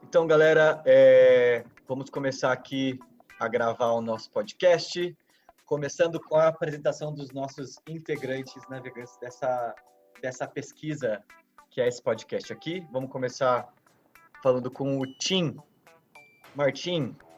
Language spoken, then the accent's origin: Portuguese; São José dos Campos, São Paulo, Brazil; sou de São José dos Campos